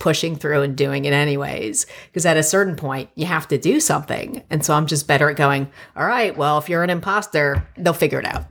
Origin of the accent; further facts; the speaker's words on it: Plantation, Florida, United States; moved away as an adult; also born or lived in New York / Miami; now in Los Angeles, United States; I'm from Plantation, Florida, and it's a very suburban, very Jewish neighborhood. And I grew up there